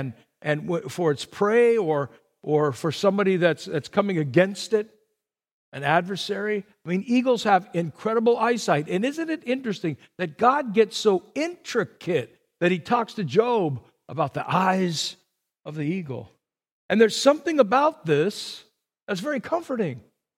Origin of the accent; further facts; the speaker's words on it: Burbank, California, United States; I grew up in Burbank, and right around the corner from me was the pigeon man.